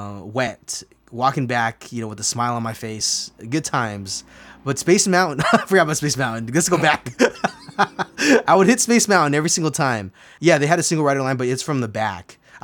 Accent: California, United States; I grew up in Southern California, and back in the day, I would get an annual pass for $100.

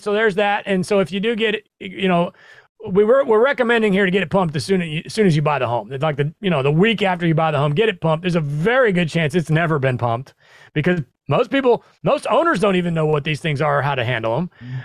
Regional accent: Midwest, United States; also born or lived in New York City; now in Tennessee, United States; I'm originally from the Midwest

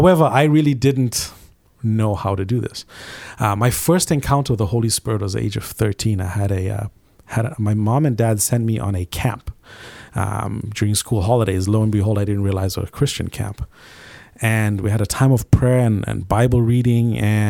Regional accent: Zimbabwe; I grew up in Southern Africa in a small country called Zimbabwe.

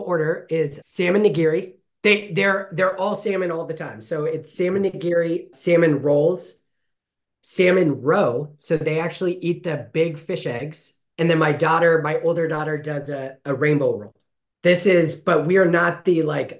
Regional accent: Fresno, California, United States; I grew up here in Fresno, loved Fresno, started Heaton Elementary

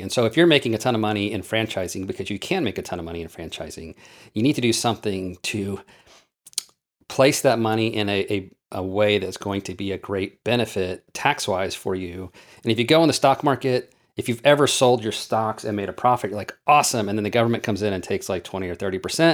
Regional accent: Oklahoma, United States; I grew up in Oklahoma dirt poor.

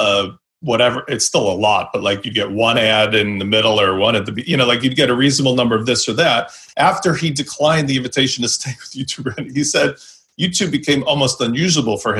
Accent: Chicago, Illinois, United States; I'm from Chicago and Illinois

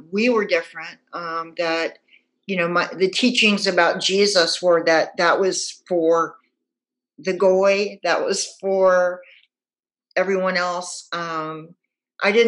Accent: Houston, Texas, United States; moved away as an adult; now in Portland, United States; I grew up in Houston. We moved there when I was 4 years old.

